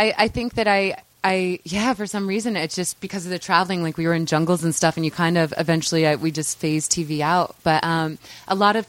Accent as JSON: {"language": "English", "town": "St. Louis", "region": "Missouri", "country": "United States", "tie": "born or raised there", "said": "In St. Louis, Missouri."}